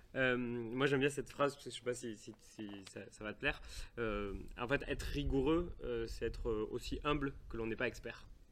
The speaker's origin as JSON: {"language": "French", "town": "Toulouse", "region": "Occitania", "country": "France", "said": "on est bien de Toulouse"}